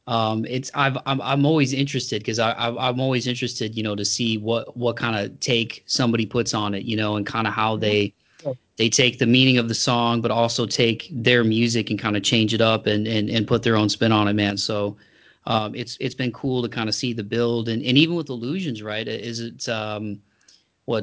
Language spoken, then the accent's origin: English; Toledo, Ohio, United States; my hometown, some of the venues like Frankie's Inner City in Toledo